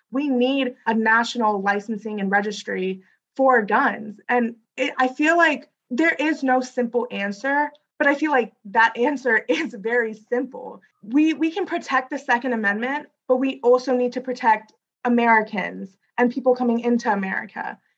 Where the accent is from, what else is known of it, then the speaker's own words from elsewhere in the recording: South India, India; So, personally, my family, we come from South India.